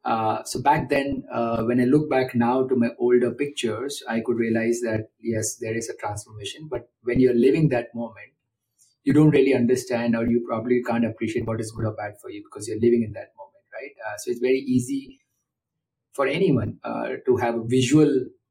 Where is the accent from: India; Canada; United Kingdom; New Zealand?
India; now in Bangalore, India; as an Indian